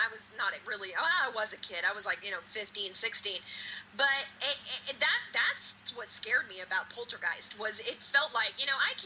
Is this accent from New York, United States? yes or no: no; Northern California, United States; I grew up in Northern California, so it was a little older area I grew up